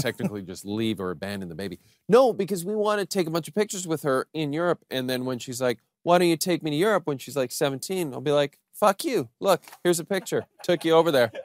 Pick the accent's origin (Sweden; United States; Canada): Canada; we're from Canada.